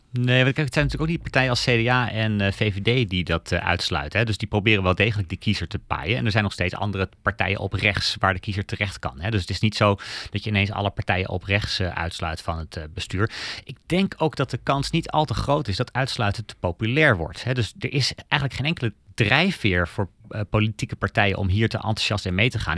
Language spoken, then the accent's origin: Dutch; Denmark; now in Netherlands; ik kom zelf uit Denemarken